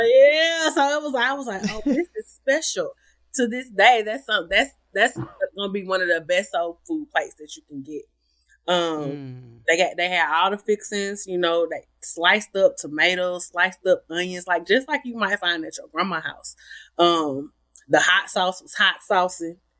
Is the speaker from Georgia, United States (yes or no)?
yes; Atlanta, Georgia, United States; moved away as an adult; growing up in Atlanta